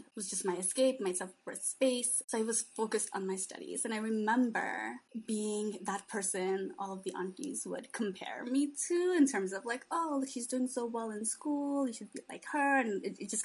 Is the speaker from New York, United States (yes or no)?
yes; New York City, New York, United States; also born or lived in Bangladesh / Queens / the Bronx; we all grew up in New York City. I was born in Bangladesh, and my family came to the States when I was 2